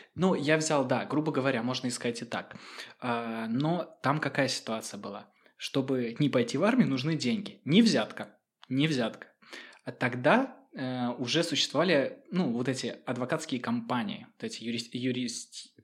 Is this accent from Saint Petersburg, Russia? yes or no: yes; Saint Petersburg, Russia; moved away as an adult; now in Finland; Я родился в Петербурге